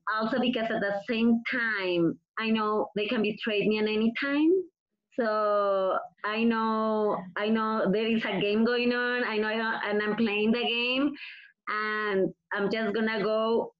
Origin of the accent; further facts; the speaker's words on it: Mexico; English is a second language; moved away; I have my accent. I'm from Mexico.